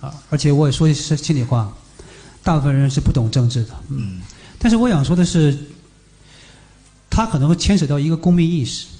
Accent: Northeast China, China; 这是一件在我的家乡，在我东北的老家里面看似非常疯狂的一件事情

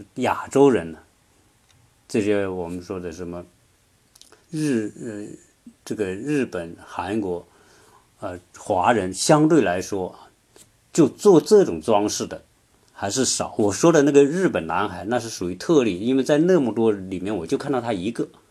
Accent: China; 我们中国人来说可能会有一个联想

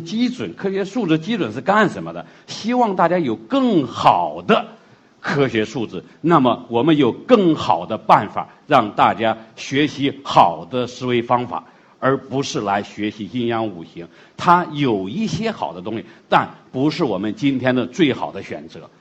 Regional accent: China; 我们中国人的东西

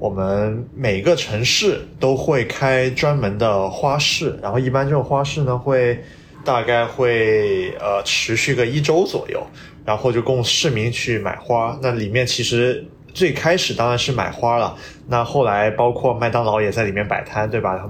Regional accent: Shenzhen, Guangdong, China; first language Cantonese; Chinese is a second language; now in Beijing, China; 我广东回的深圳啊，其实当然就是我们深圳人呢，就怎么说呢，也不太把自己当广东，对吧？

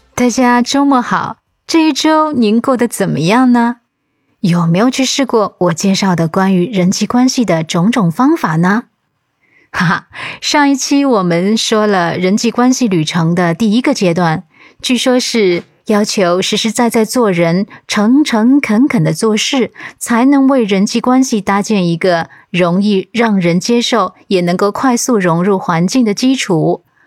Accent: China; 就是我们中国人善于智慧变通的最大体现和最好的例子，所以，我们中国人总是懂得另辟蹊径

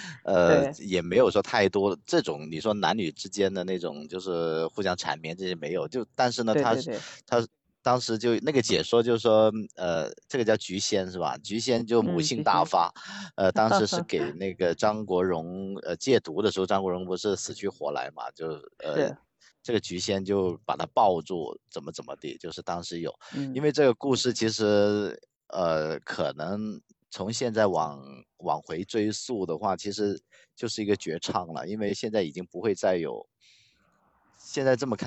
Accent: Guangzhou, Guangdong, China; first language Cantonese; Chinese is a second language; 我我是就是粤语是我们的母语，粤语是我们。

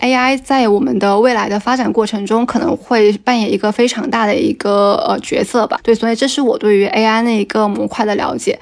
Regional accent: Guangdong, China; 作为南方人，特别是作为一个广东人

